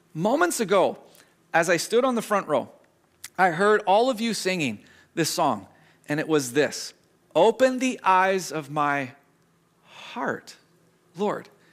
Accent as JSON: {"language": "English", "town": "Squamish", "region": "British Columbia", "country": "Canada", "tie": "born or raised there", "said": "growing up in Squamish"}